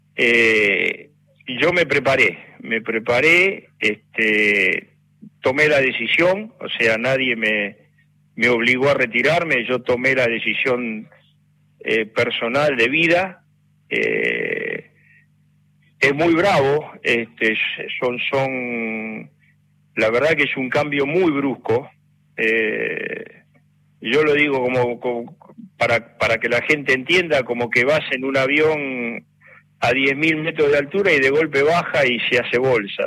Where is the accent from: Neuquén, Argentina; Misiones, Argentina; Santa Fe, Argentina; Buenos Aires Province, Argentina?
Buenos Aires Province, Argentina; Valentín Alsina; de Valentín Alsina, donde era, donde yo nací y donde queda Victoriano